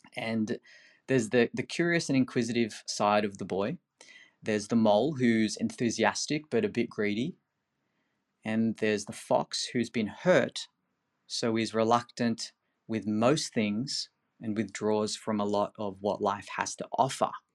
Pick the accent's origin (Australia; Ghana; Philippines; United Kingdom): Philippines; moved away; I'm originally from the Philippines.